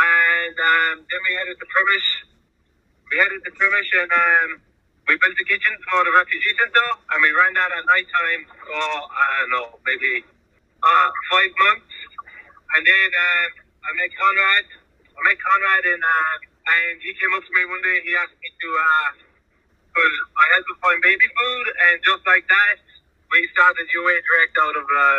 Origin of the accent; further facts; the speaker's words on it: Ireland; I'm from Ireland.